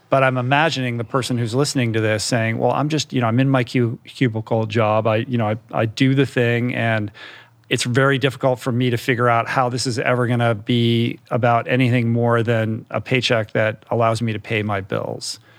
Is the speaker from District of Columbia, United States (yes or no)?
yes; Washington, District of Columbia, United States; I grew up in Washington, D C